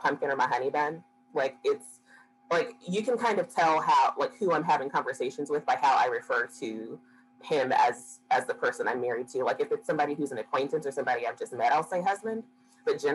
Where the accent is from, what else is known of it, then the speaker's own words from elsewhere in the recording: Dallas, Texas, United States; growing up and going to school in South Dallas and Oak Cliff and Pleasant Grove